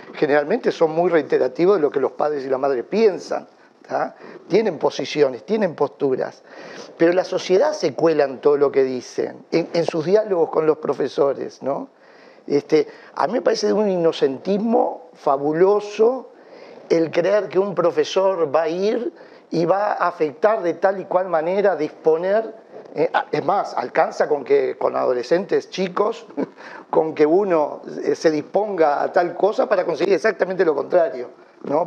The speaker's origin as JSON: {"language": "Spanish", "country": "Uruguay", "said": "somos los uruguayos"}